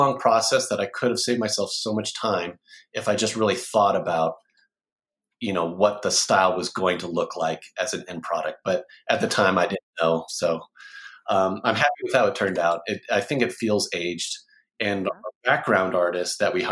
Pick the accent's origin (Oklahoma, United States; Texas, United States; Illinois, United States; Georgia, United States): Oklahoma, United States; Oklahoma City; I'm from Oklahoma City